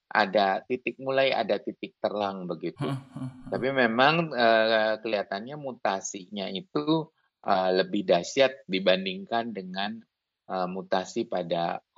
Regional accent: Bandung, West Java, Indonesia; Halo semua, saya Dr. …, saya dari Bandung.

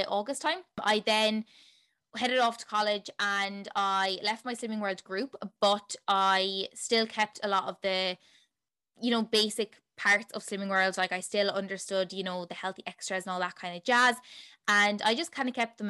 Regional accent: Tipperary, Munster, Ireland; also born or lived in Limerick, Ireland; I am from Tipperary in Ireland

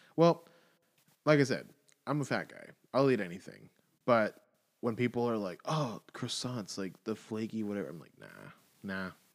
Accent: the South, United States; I'm from the South

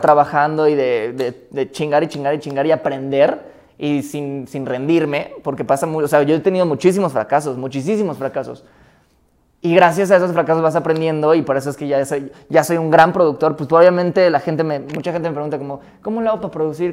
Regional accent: Mexico City, Mexico; yo crecí en CU desde los 9 a los 16 años

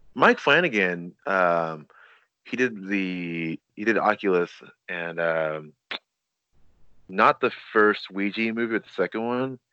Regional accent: Nigeria; I'm Nigerian

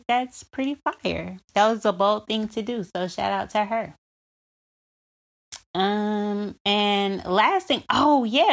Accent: Alabama, United States; Alabama, my home state

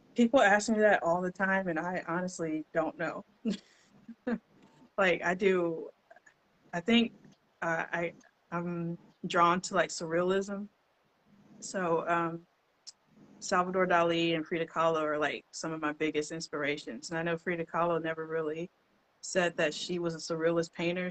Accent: Shreveport, Louisiana, United States; I was born and raised in Shreveport. Been here all my life.

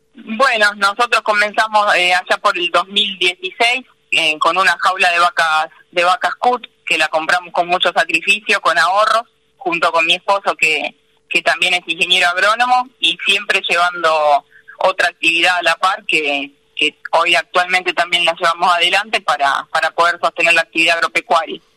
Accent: Paso del Rey, Buenos Aires Province, Argentina; yo nací en Paso del Rey, soy hija de una familia de comerciantes.

